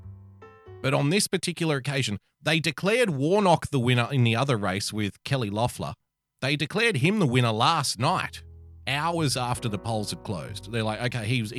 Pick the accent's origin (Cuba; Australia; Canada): Australia; As a fellow Australian